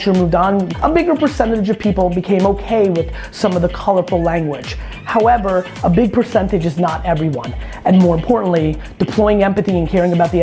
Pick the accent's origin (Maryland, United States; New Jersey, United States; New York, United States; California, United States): New Jersey, United States; I grew up in Jersey in the 80s